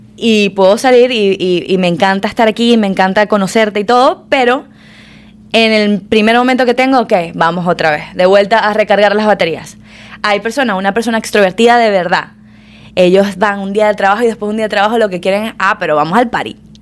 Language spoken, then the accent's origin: Spanish; Maracaibo, Zulia, Venezuela; now in Miami, United States; nacida criada en Venezuela en la mayor parte